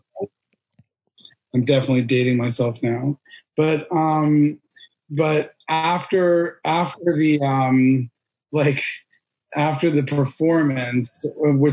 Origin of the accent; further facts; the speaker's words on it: Cambridge, Massachusetts, United States; I was born and raised in Boston, actually specifically in Cambridge, Massachusetts